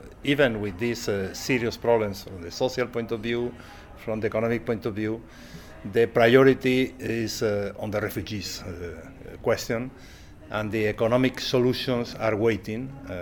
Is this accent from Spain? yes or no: yes; Spain; from Spain